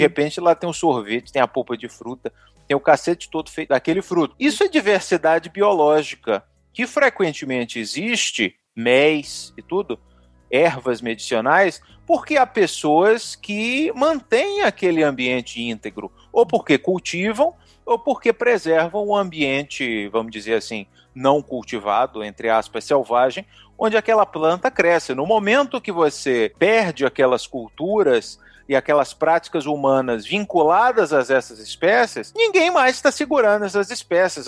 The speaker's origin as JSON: {"language": "Portuguese", "region": "Bahia", "country": "Brazil", "also_born_or_lived": "Paraná / Belo Horizonte, Minas Gerais", "moved": "yes", "said": "Eu sou original da Bahia, depois morei um tempo no Paraná"}